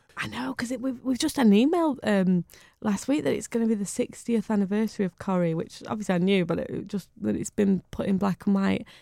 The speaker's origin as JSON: {"language": "English", "town": "Bury", "region": "North West England", "country": "United Kingdom", "tie": "born or raised there", "said": "I was born in Bury"}